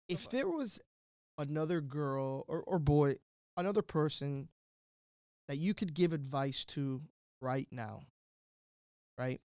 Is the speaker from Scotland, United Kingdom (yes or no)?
no; London, United Kingdom; born there; Yeah, I was born in London.